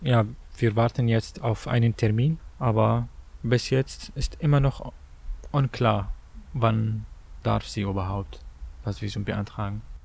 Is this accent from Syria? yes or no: yes; Syria; German is a second language; moved away as an adult; now in Germany; ich komme aus Syrien